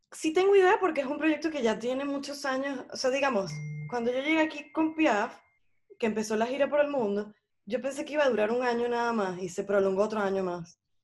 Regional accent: Venezuela; moved away as an adult; yo tengo nada más dos años que, que me fui de Venezuela y no he regresado

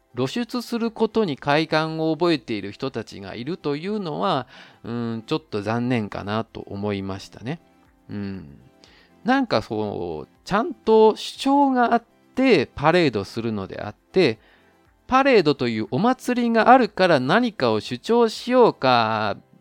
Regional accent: Osaka, Japan; moved away as an adult; now in Taiwan; 自分の生まれも育ちも実は大阪

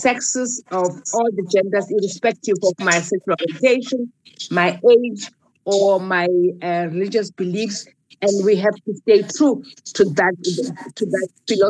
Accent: South Africa; I, as a South African

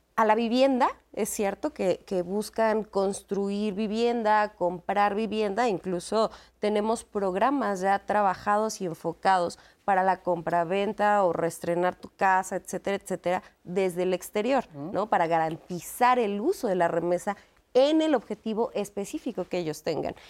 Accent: Mexico; soy mexicana

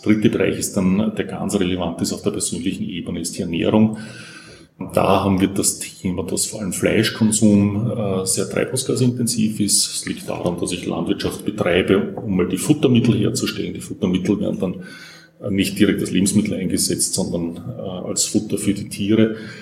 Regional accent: Austria; bei uns in Österreich

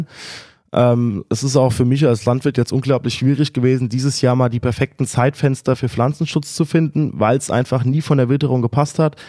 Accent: Friedberg, Hesse, Germany

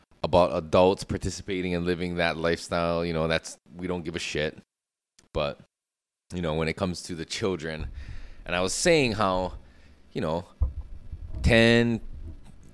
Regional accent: Hawaii, United States; growing up in Hawaii, climbing trees and fences

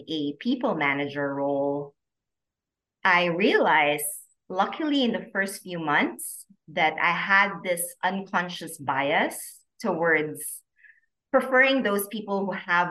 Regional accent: Philippines; moved away as an adult; also born or lived in Hong Kong; now in Singapore; I am originally from the Philippines. I grew up there actually and moved to Singapore after a while to take my master's

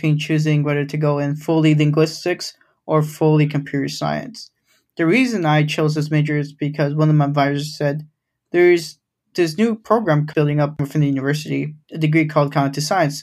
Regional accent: Grand Rapids, Michigan, United States; first language Spanish; English is a second language; also born or lived in Los Angeles; I grew up in Grand Rapids, Michigan

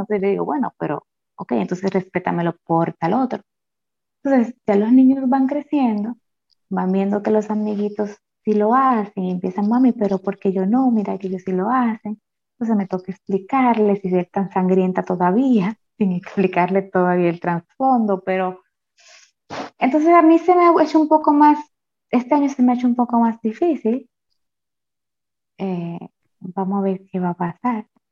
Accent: Dominican Republic; como dominicanos

